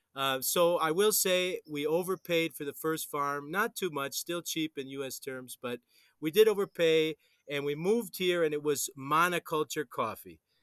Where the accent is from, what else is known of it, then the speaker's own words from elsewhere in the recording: Wisconsin, United States; now in Colombia; I'm from Wisconsin